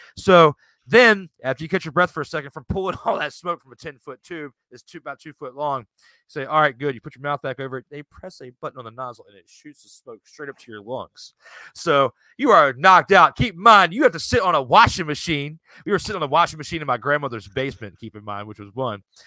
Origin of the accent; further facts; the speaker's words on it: Richmond, Virginia, United States; the Richmond Braves, which were, you know, in my hometown area here in Virginia